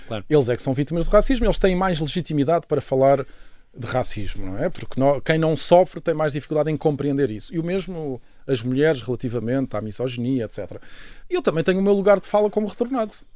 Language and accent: Portuguese; Lisbon, Portugal; born or raised there; also born or lived in Mozambique / Angola